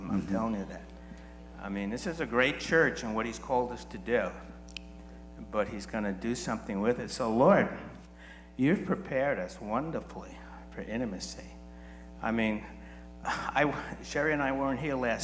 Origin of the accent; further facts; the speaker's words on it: New York, United States; I'm from New York, so I'm used to a lot of people